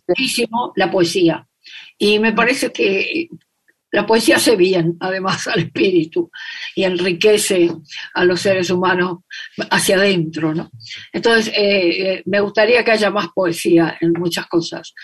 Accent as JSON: {"language": "Spanish", "region": "Corrientes", "country": "Argentina", "tie": "born or raised there", "said": "Yo nací en la ciudad de Corrientes, en la capital de la provincia de Corrientes"}